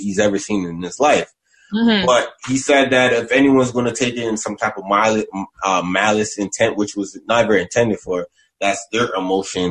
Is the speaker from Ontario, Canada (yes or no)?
yes; the West, Ontario, Canada; I'm from the West